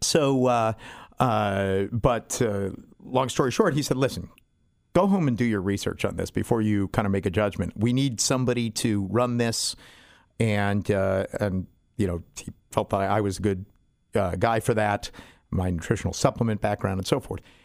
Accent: San Diego, California, United States; I went to school, I grew up in University City, went to, uh, Spreckles Elementary and Stanley Junior High

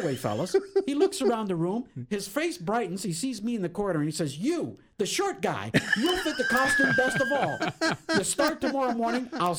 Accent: London, Ontario, Canada; now in San Diego, United States; I was born and raised in London, Ontario, Canada.

